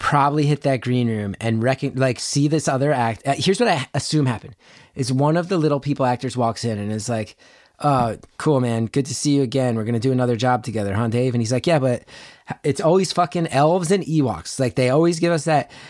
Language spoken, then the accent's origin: English; New Jersey, United States; I grew up in North Jersey